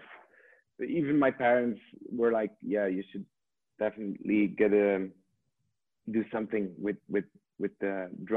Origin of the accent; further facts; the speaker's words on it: Ghent, Flanders, Belgium; I'm from Belgium, Ghent. Yeah. Now I live in the countryside, not far from Ghent